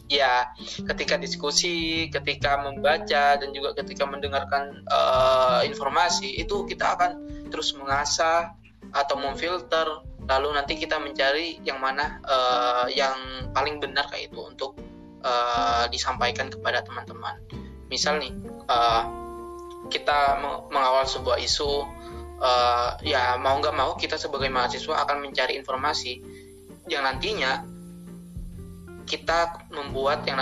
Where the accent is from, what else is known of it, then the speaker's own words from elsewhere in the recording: Situbondo, East Java, Indonesia; Asal saya dari Situbondo, Jawa Timur.